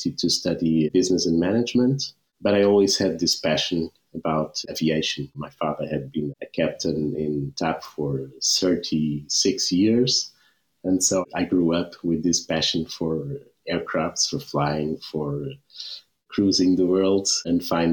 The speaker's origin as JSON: {"language": "English", "region": "Lisbon", "country": "Portugal", "tie": "born or raised there", "said": "I was born in Lisbon."}